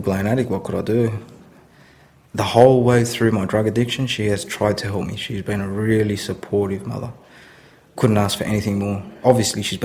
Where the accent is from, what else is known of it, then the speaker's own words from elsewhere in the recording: Sydney, New South Wales, Australia; I was raised in Sydney until about the age of 8